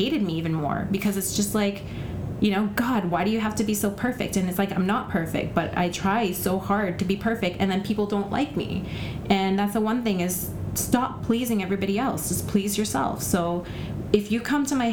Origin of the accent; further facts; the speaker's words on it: Alberta, Canada; also born or lived in Vancouver; now in Surrey, Canada; I grew up in Surrey. I mean, I was born and raised in Alberta and came to Vancouver and lived there